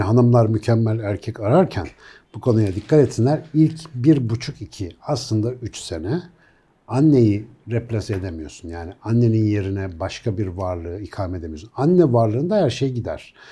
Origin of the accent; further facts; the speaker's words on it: Ankara, Turkey; Ankaralıyım ben. Ben küçükken de Melih Gökçek vardı.